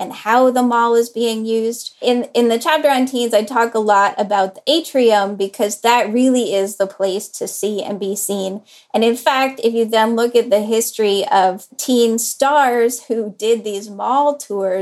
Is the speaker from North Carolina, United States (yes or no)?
yes; Durham, North Carolina, United States; my niece and nephew are growing up in Durham, North Carolina, which is where I grew up.